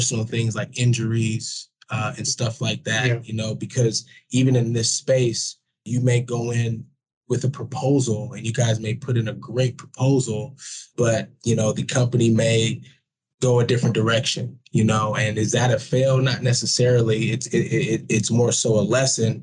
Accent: Bay Area, California, United States; I grew up in the Bay Area

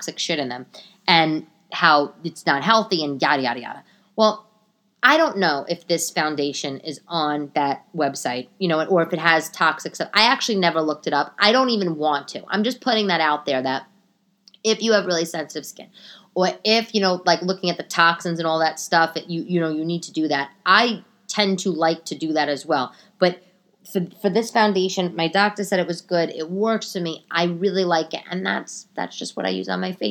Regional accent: New York City, New York, United States; I was from New York

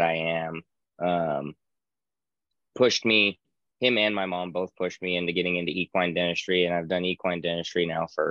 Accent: Reno, Nevada, United States; born and raised in Reno, Nevada.

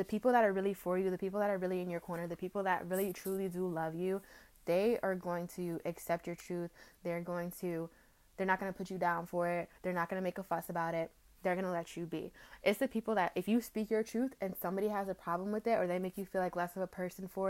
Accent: United States; being African American

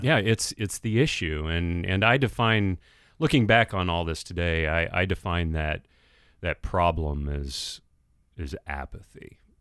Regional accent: San Francisco Bay Area, California, United States; now in Minneapolis, United States; I grew up in the San Francisco Bay Area, grew up in a fatherless home

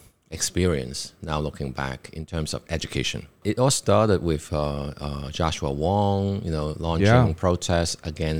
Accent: China; English is a second language; And now I understand, because like growing up in China, in communist controlled China, of course everything is political.

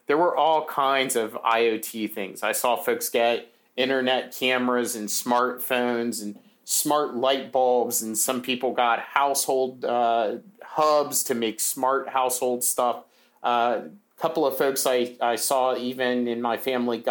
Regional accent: United States; as an American

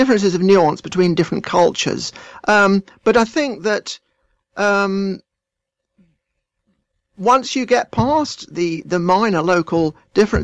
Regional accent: England, United Kingdom; I identify as English because I am English

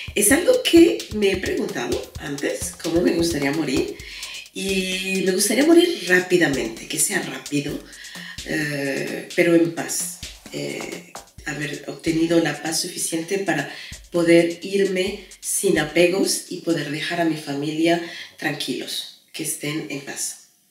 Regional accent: Venezuela; first language Spanish; moved away as an adult; also born or lived in London, United Kingdom / United States / Japan; now in France; nací en Venezuela, allí viví hasta que tuve más o menos 21 años.

